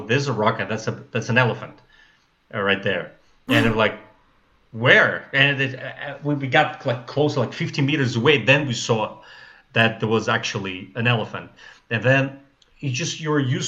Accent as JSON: {"language": "English", "country": "Russia", "also_born_or_lived": "Taiwan / China / United States", "second_language": "English", "moved": "as an adult", "lives_now": "Moscow, Russia", "said": "I'm from Russia"}